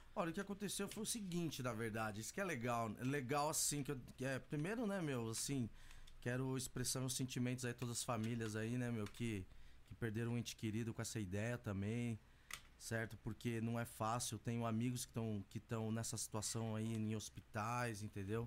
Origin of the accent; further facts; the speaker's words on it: São Paulo, Brazil; moved away as an adult; also born or lived in Nagoya, Japan; now in Minokamo/Kani, Japan; Eu nasci eu nasci num bairro que chama Vila Santa Isabel